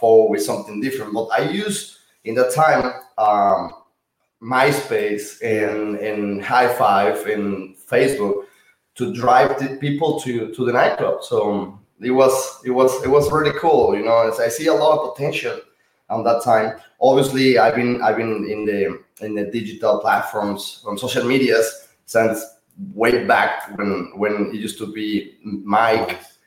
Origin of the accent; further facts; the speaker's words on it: Monterrey, Nuevo León, Mexico; moved away as an adult; now in United States; I'm from Monterrey, Mexico. I grew up and born in Mexico, Monterrey. And I moved in when I was 22 years old to United States.